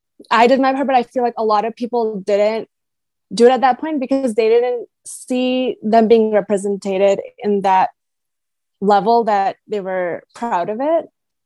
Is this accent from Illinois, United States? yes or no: yes; Naperville, Illinois, United States; accent: American; moved away as an adult; also born or lived in Michigan; now in India; growing up in Naperville